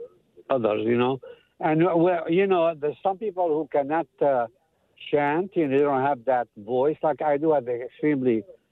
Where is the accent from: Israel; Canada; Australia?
Israel; Jerusalem, Jerusalem District; born there; also born or lived in Lebanon; I consider myself Aramean. I grew up Catholic. I went to seminary for 5 years in Lebanon. I was born in Jerusalem, and I had my first communion in Bethlehem